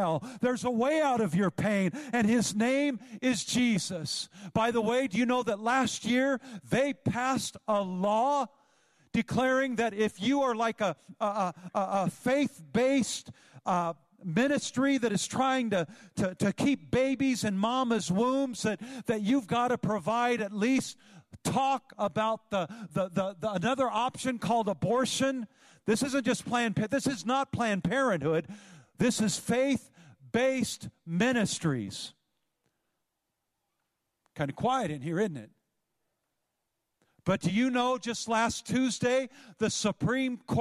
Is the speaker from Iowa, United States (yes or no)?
no; Northern California, United States; Growing up in Northern California, I used to tube the Feather River